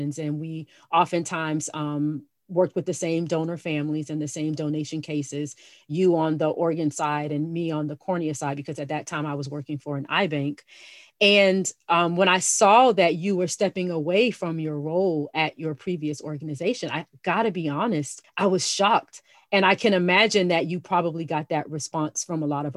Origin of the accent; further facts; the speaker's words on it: South Florida, United States; moved away; I grew up in South Florida